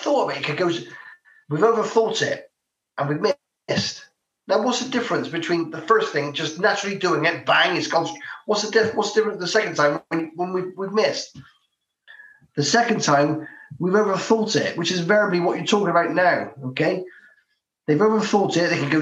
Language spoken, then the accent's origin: English; Bristol, South West England, United Kingdom; I'm from Bristol.